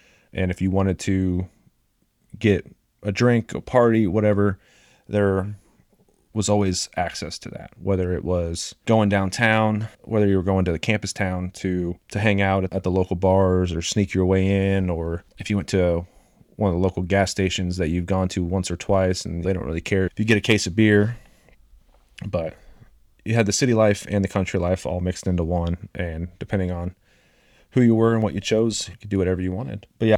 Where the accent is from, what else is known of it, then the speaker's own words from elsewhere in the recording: Champaign, Illinois, United States; moved away; I grew up in Champaign, Illinois.